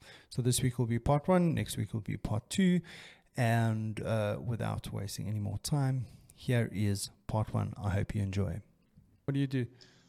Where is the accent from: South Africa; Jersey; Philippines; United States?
South Africa; Transvaal; also born or lived in Cape Town; Like, my only claim to fame is that I was born in Cape Town. Wow, is that? And the rest of it is Transvaal, man, all the way.